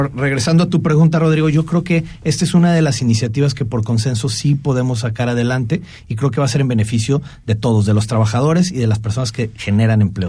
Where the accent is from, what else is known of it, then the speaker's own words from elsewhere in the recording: Mexico; nosotros como mexicanos